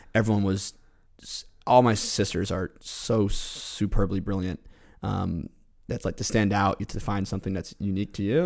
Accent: New York, United States; moved away as an adult; also born or lived in Rhode Island; now in Providence, United States; I'm originally from New York. Came to Rhode Island in twenty thirteen to attend school

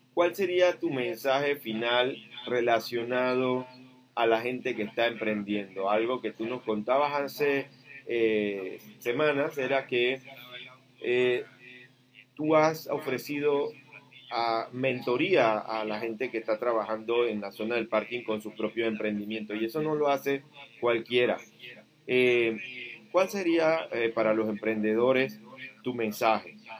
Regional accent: Chiriquí, Panama; yo soy de Chiriquí

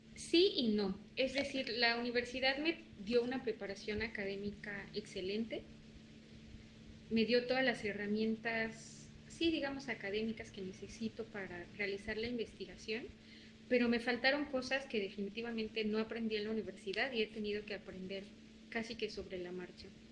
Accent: Puebla, Mexico; moved away as an adult; also born or lived in Sinaloa; now in Quintana Roo, Mexico; Puebla, de donde soy originaria, de donde vive mi familia y mis amigos.

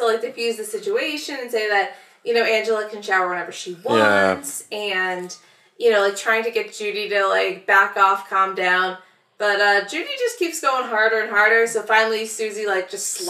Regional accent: Utica, New York, United States; And I'm from Utica.

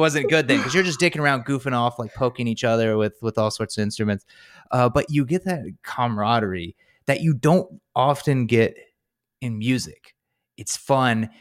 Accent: North Carolina, United States; I'm from North Carolina

